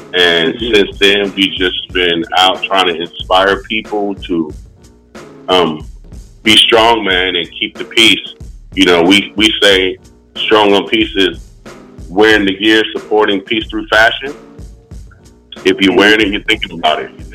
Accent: Oceanside, California, United States; moved away as an adult; now in Winston-Salem, United States; growing up in Oceanside

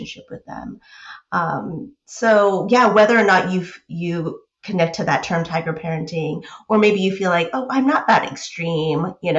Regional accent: United States; I grew up in the States

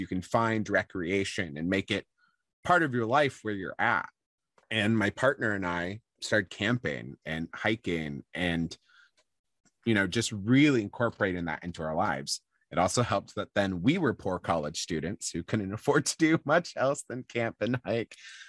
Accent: Midwest, United States; moved away as an adult; also born or lived in Montana; now in Vermont, United States; We're both from the Midwest

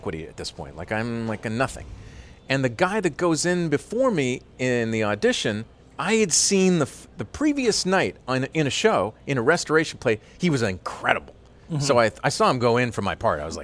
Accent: Canada; moved away; also born or lived in Paris / London / Pennsylvania; I, you know, ended up in Canada, and I grew up in Canada.

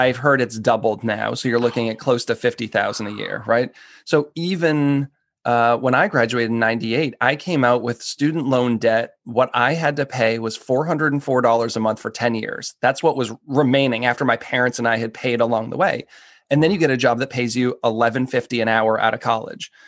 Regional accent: Boston, Massachusetts, United States; moved away as an adult; also born or lived in Seattle / Philadelphia; now in Washington, D.C., United States; I grew up outside of Boston

